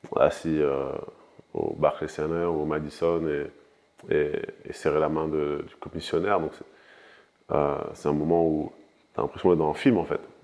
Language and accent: French; France; je suis né en France, j'ai grandi en France